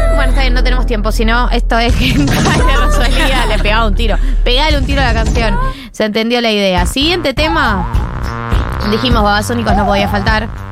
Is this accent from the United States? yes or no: no; Argentina; somos los argentinos